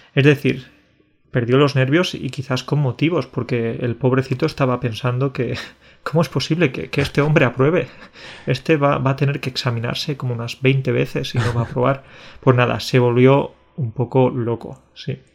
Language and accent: Spanish; Alcalá la Real, Andalusia, Spain; en mi pueblo, en Alcalá, en Alcalá la Real, que es un pueblo de Andalucía